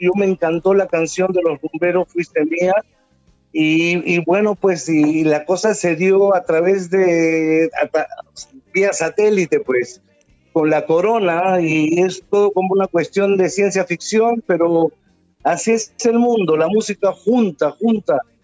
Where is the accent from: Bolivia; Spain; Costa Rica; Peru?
Peru; yo soy sudamericano también, del Perú.